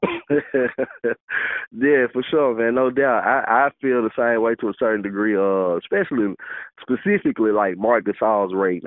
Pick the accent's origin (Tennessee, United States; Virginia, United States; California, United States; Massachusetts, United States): Tennessee, United States; Memphis; I grew up by growing up in Memphis. I'm from you know I'm from all over Memphis